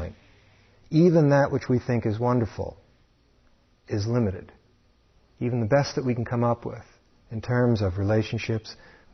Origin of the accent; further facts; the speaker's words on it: New York City, New York, United States; Growing up in New York City